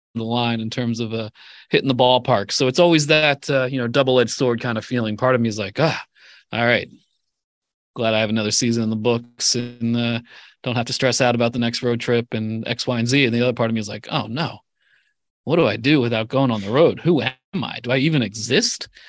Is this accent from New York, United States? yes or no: no; Pennsylvania, United States; growing up in Pennsylvania